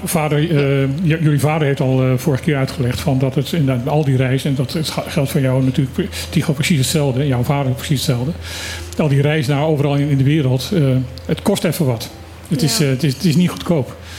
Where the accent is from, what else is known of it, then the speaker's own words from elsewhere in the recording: Netherlands; wij zijn gewoon als Nederlanders